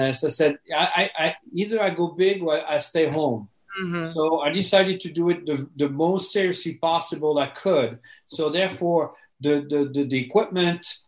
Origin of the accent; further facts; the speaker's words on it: France; English is a second language; moved away as an adult; now in United States; I'm 100% French. I was born in France, born and raised. I came in the U.S. I was 27 years old.